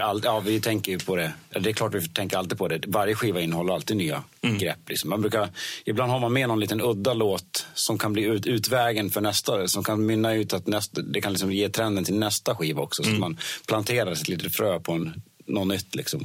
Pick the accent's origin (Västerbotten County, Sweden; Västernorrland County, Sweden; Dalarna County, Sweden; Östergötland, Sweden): Dalarna County, Sweden; jag bodde i en liten by i Dalarna, eller ja. där jag bor, fortfarande bor faktiskt nu.